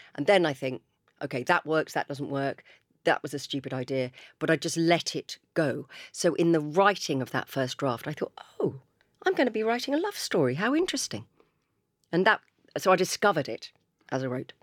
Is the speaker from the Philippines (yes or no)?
no; Chichester, South East England, United Kingdom; I grew up in Chichester, I live in Chichester.